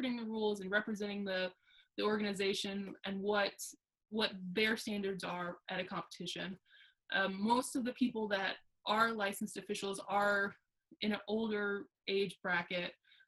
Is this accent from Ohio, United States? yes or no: no; Alexandria, Virginia, United States; now in Brooksville, United States; I'm currently located, I live in Brooksville, Mississippi. I'm originally from Alexandria, Virginia.